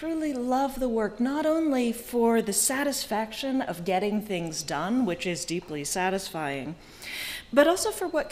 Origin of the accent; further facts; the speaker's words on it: Silicon Valley, California, United States; I grew up in Silicon Valley